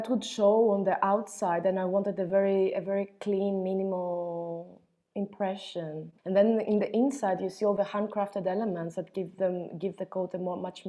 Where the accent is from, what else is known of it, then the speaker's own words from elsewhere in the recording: Athens, Attica, Greece; also born or lived in London; I grew up in Athens, where unfinished buildings exist in excess, like in the most simple form of concrete slabs and columns.